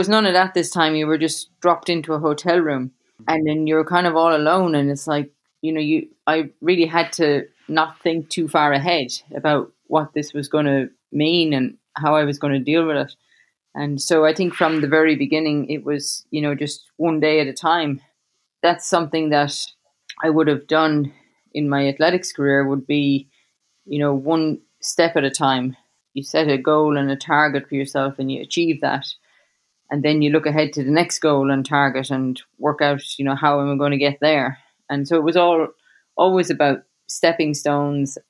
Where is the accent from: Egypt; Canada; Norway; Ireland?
Ireland; Cobh, Munster; moved away as an adult; also born or lived in United States / Australia; when I was growing up in Cove, I did a lot of running and training by myself